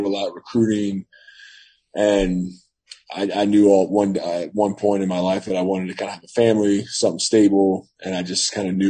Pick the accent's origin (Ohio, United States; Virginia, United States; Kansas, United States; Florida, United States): Virginia, United States; Northern; to Northern Virginia. Okay. Back to my hometown.